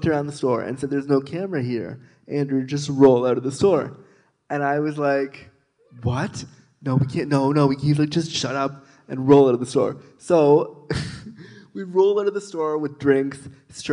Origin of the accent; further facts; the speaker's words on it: Toronto, Ontario, Canada; I'm from Toronto